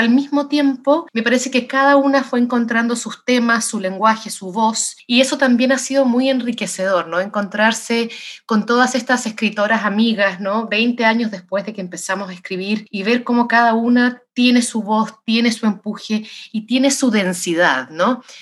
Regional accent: Santiago, Santiago Metropolitan Region, Chile; moved away as an adult; now in United States; Yo soy nacida en Santiago de Chile, sí.

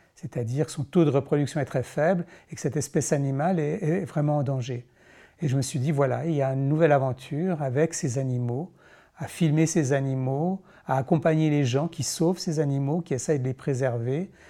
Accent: Switzerland; en tant que Suisse

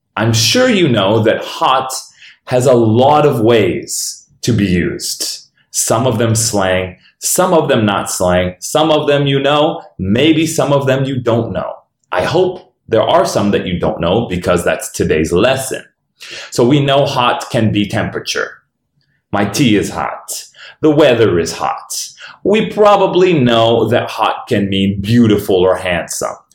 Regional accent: Denver, Colorado, United States; This is my hometown

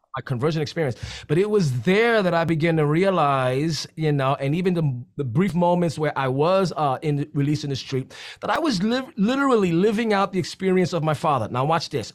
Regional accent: New York City, New York, United States; I'm from the Bronx

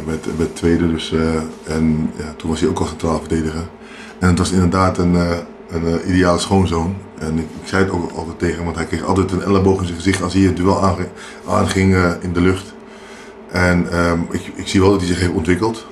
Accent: Amsterdam, North Holland, Netherlands; also born or lived in Paramaribo, Suriname; now in Beekdalen, Netherlands; ik ben eh, opgegroeid in Amsterdam

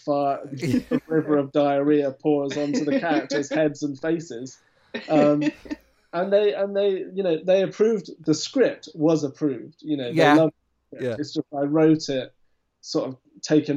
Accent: United Kingdom; I'm British

